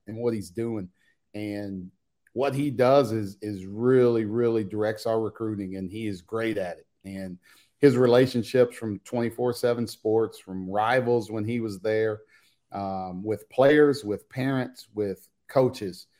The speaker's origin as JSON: {"language": "English", "region": "Indiana", "country": "United States", "said": "I'm from Indiana."}